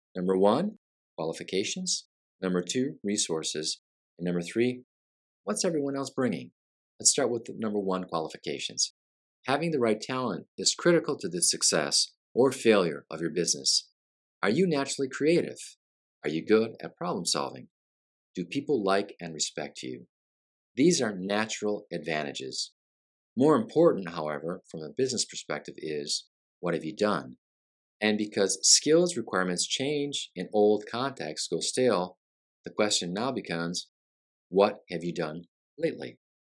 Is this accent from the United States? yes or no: yes; Flint, Michigan, United States; also born or lived in Brazil; now in Orlando area, Florida, United States; as a kid growing up in Flint, Michigan